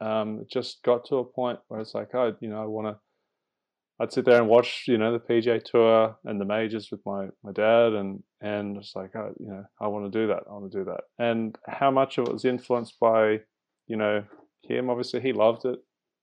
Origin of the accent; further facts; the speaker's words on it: Singapore; when I was a kid growing up in Singapore, my dad would take me along to the driving range